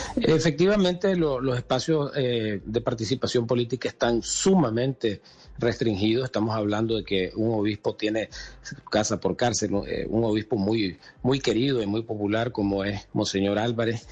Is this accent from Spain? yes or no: no; Nicaragua; moved away as an adult; al final no dejamos de ser nicaragüenses